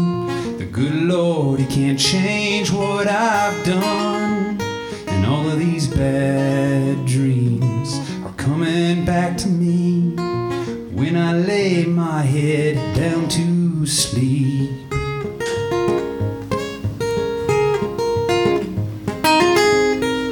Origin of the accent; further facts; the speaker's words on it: Sangamon River area, Illinois, United States; moved away; the Sangamon River, which is a river, it's by my hometown